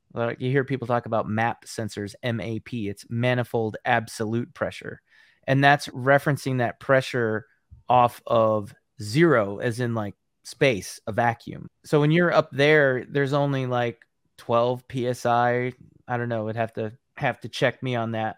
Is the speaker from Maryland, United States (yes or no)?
no; Ames, Iowa, United States; that's Iowa State Cyclone colors, my hometown.